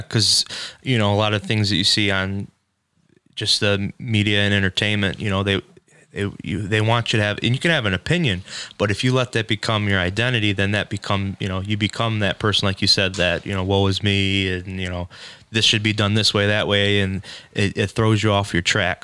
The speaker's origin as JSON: {"language": "English", "town": "Shelby Township", "region": "Michigan", "country": "United States", "tie": "born or raised there", "lives_now": "Bruce Township, United States", "said": "I grew up in Shelby for about 22 years, but I live out uh, in uh, like Bruce Township, Romeo area now."}